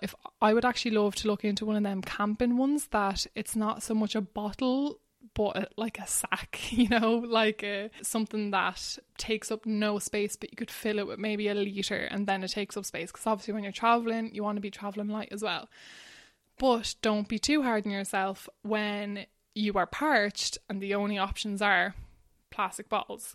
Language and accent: English; Ballywilliam, Leinster, Ireland; moved away as an adult; now in Barcelona, Spain; I grew up in Wexford in a tiny little village called Ballywilliam.